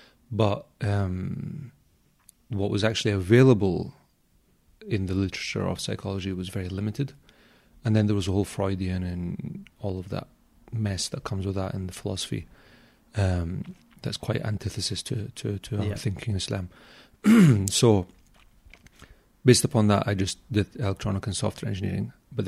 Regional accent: Glasgow, Scotland, United Kingdom; I grew up in Glasgow, yeah.

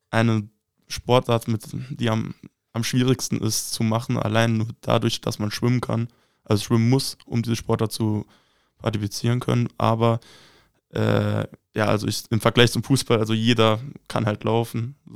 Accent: Saarbrücken, Saarland, Germany; also ich komme aus Saarbrücken und da ist äh, Wasserball jetzt kein so ein großes Ding

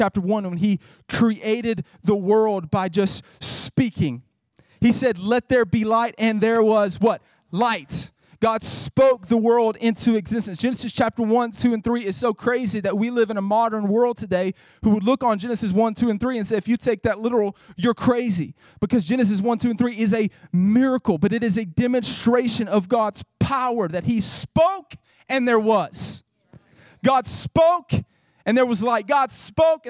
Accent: Northeast Mississippi, United States; I grew up Pentecostal back in Northeast Mississippi

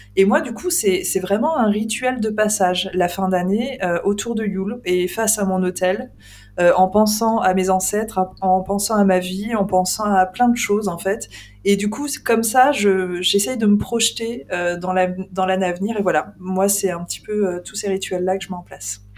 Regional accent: Île-de-France, France; also born or lived in Lorraine; j'ai grandi en Ile-de-France.

